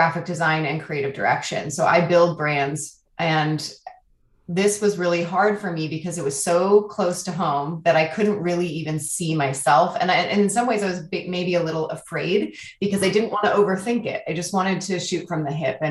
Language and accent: English; Oakland, California, United States; now in Portland, United States; I hail from Portland, Oregon, originally from Oakland, California.